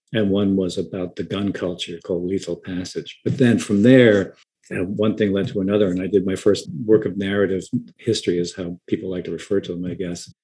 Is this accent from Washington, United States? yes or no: no; Long Island, New York, United States; I grew up on Long Island